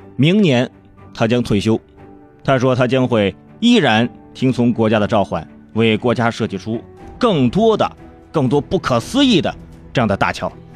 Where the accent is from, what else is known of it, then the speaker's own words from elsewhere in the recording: Hebei, China; 还有我们河北老家，啊，赵州桥上的有个对联儿